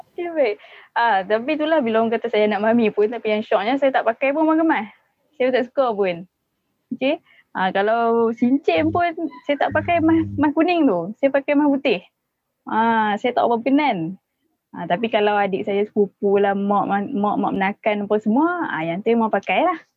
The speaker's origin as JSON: {"language": "Malay", "region": "Penang", "country": "Malaysia", "also_born_or_lived": "Johor", "moved": "as an adult", "said": "saya asal Penang. Saya memang asal Penang."}